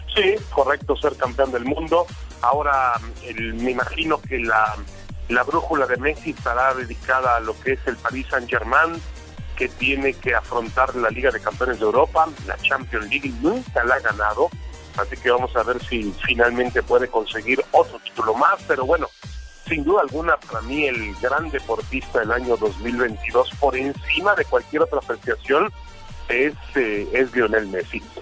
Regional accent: Mexico

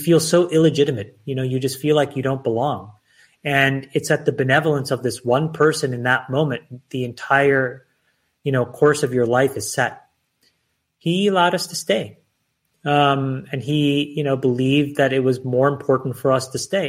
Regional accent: Canada; also born or lived in Sri Lanka; I was born in Sri Lanka, and at the age of six, I moved to Canada.

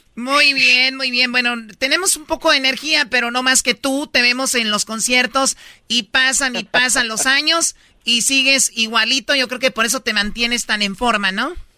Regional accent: Jalisco, Mexico; somos de Jalisco

